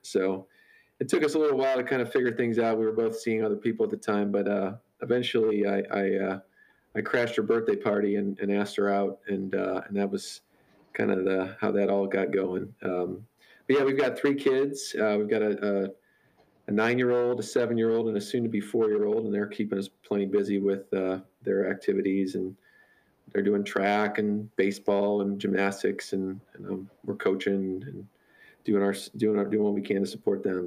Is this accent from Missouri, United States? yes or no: yes; St. Louis, Missouri, United States; I grew up in St. Louis, uh, just outside in in, a, in the suburbs